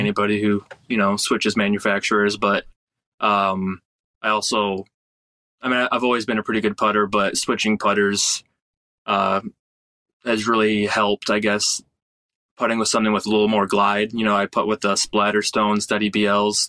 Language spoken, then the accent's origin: English; Michigan, United States; moved away; my home state of Michigan